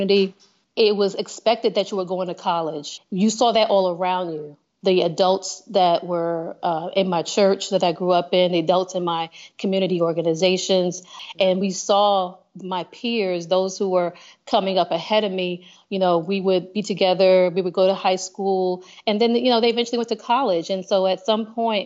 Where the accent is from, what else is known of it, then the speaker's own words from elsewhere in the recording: Paterson, New Jersey, United States; moved away as an adult; also born or lived in Alabama; I grew up in Paterson, New Jersey